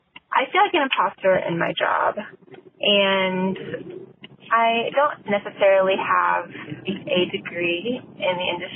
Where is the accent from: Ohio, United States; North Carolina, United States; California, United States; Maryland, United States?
California, United States; Southern; I'm from Southern California